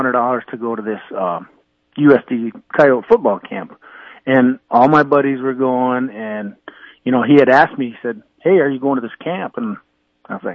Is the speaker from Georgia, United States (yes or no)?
no; Winner, South Dakota, United States; growing up in Winter